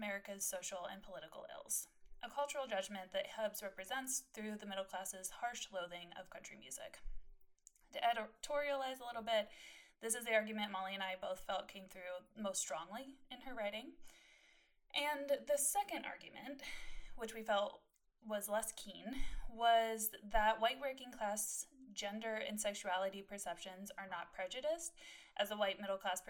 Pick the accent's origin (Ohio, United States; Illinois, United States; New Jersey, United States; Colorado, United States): Ohio, United States; That we both grew up in mostly rural areas in Ohio. I grew up in a town of 8,000 people